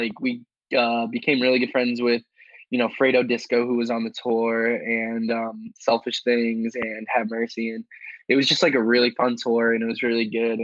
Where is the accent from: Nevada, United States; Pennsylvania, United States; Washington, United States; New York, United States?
New York, United States